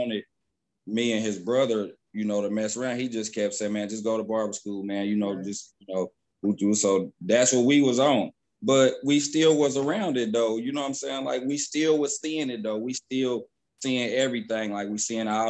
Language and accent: English; Dayton, Ohio, United States; moved away as an adult; now in Texas, United States; I'm from Dayton, Ohio. I've been in Texas now going on 7 years.